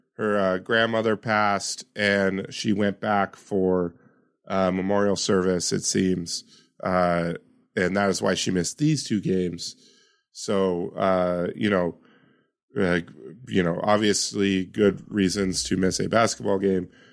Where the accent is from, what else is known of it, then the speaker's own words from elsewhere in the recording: Yakima, Washington, United States; my hometown of Yakima